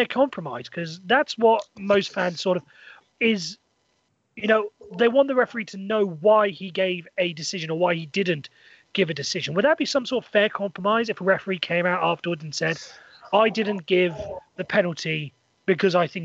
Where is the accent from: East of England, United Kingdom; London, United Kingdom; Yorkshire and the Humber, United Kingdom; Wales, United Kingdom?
Wales, United Kingdom; Welsh; I'm Welsh